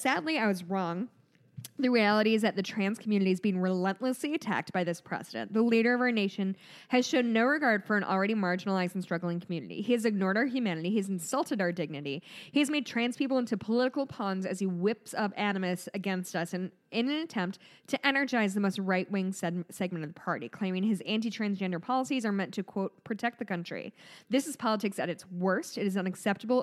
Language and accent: English; United States; we, as an American society